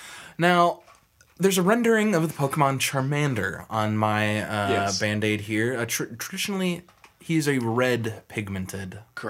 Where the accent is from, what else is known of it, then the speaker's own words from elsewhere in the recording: Midwest, United States; We're from the Midwest.